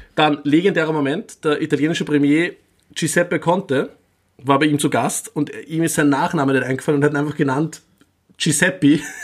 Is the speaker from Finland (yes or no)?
no; Upper Austria, Austria; Oberösterreich, mein Heimatbundesland